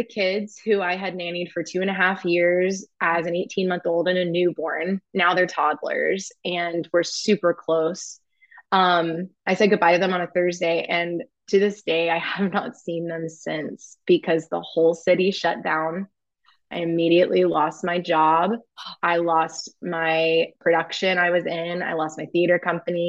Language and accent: English; Indianapolis, Indiana, United States; moved away as an adult; also born or lived in New York City; I grew up in Indianapolis, Indiana, in this very small town